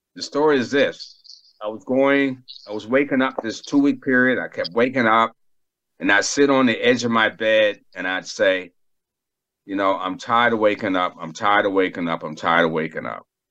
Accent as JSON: {"language": "English", "town": "Boston", "region": "Massachusetts", "country": "United States", "tie": "born or raised there", "also_born_or_lived": "Bethesda, Maryland", "moved": "yes", "said": "I grew up in Boston, Massachusetts"}